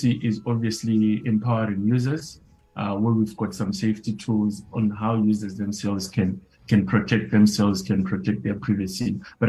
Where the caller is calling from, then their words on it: Johannesburg, Gauteng, South Africa; I'm joining from Johannesburg in South Africa. It's nice and sunny outside.